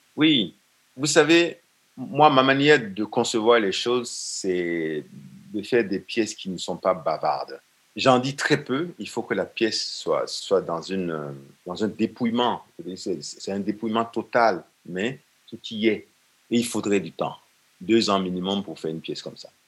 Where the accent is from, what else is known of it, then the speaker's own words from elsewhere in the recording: Benin; chez nous, au Bénin